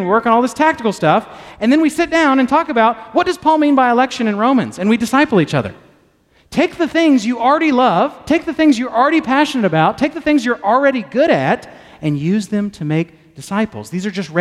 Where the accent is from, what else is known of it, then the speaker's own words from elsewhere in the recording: Texas, United States; I'm a Texan